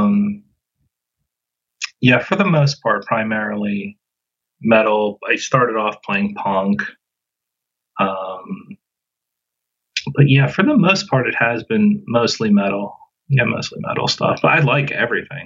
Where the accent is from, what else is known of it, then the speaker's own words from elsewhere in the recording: North Huntingdon, Pennsylvania, United States; now in Forest Hills, United States; I grew up in North Huntington, where Jake was from